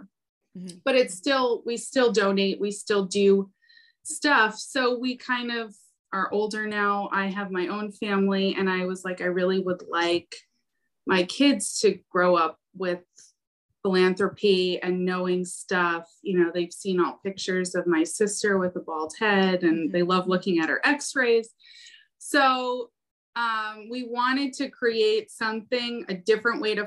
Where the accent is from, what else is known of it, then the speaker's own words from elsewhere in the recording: Long Island, New York, United States; also born or lived in Carle Place / Melville / Mineola; We're from Long Island